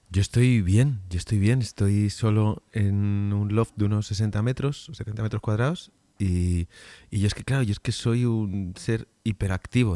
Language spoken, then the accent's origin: Spanish; Spain; como españoles que somos